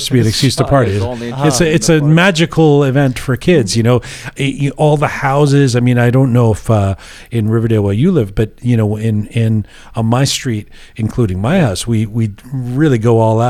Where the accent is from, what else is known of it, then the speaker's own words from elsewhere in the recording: London, United Kingdom; moved away; also born or lived in Iran; I grew up in London and we didn't have Halloween